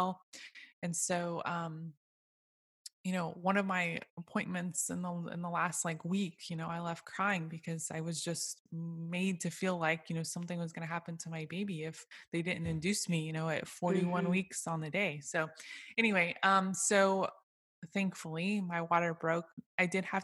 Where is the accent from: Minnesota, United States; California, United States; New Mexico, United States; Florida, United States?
Florida, United States; Okeechobee; also born or lived in Orlando, Florida; now in Leesburg, United States; I was raised in a small town called Okeechobee, just above the big lake